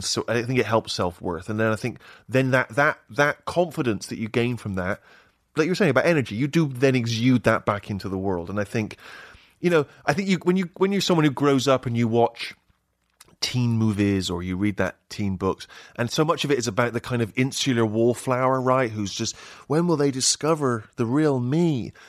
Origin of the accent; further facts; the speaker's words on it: Bristol, South West England, United Kingdom; moved away; My favorite hangout in Bristol, that's my hometown